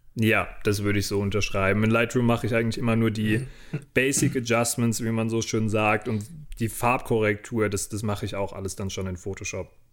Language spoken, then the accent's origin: German; Rodenbach, Germany; wieder zu Hause in Rodenbach, in meinem Heimatdorf